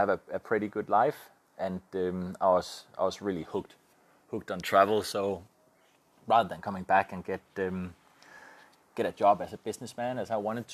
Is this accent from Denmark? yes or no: yes; Denmark; I'm from Denmark